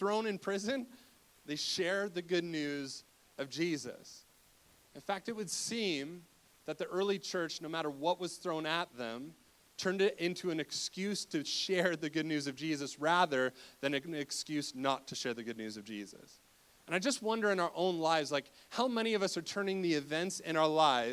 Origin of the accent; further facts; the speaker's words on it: Cobourg, Ontario, Canada; now in Waterloo, Canada; I grew up in Cobourg, Ontario